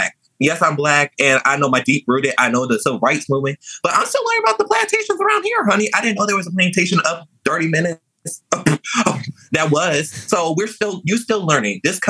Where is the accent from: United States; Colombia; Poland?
United States; Louisiana; also born or lived in New Orleans / Metairie / Kenner; I was raised in Louisiana.